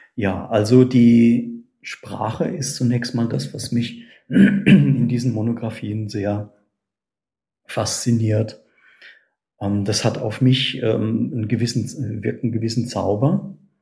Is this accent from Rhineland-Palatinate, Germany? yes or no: yes; a small village in the Palatinate, Rhineland-Palatinate, Germany; die Wurzeln liegen bei mir ähm, in einem kleinen Pfälzer Dorf. Und in diesem Dorf bin ich geboren